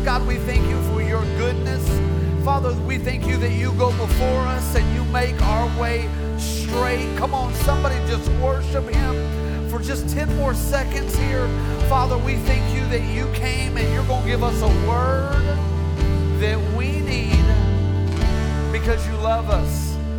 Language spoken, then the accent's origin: English; Rogers, Arkansas, United States; My wife and I, we are from Rogers, Arkansas, and we just love your pastors.